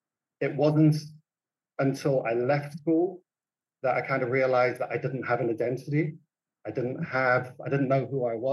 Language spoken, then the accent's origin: English; South Africa; also born or lived in Tanzania; I was born in Tanzania to British parents, and I grew up in South Africa.